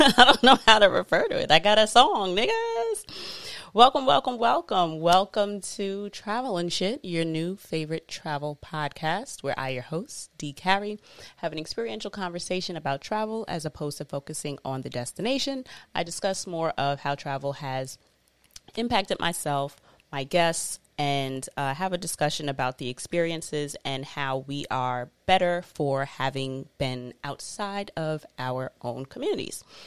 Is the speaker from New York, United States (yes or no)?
yes; New York City, New York, United States; I'm always repping Queens. I'm always a New Yorker